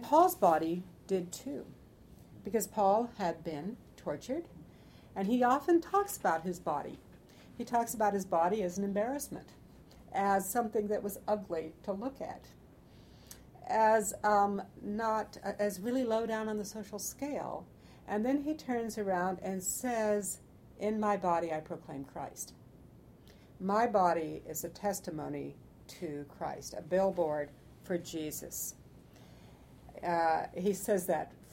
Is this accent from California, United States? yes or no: yes; California, United States; I grew up in California